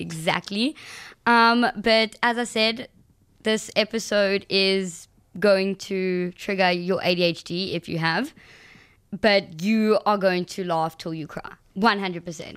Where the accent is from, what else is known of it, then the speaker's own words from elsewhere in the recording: South Africa; I'm going from South Africa